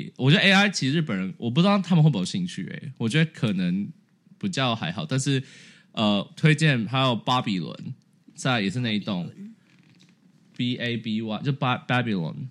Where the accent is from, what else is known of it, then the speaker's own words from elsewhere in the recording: Taipei, Taiwan; 我自己是从来没，我是台北人，我从来没去过一零一上面。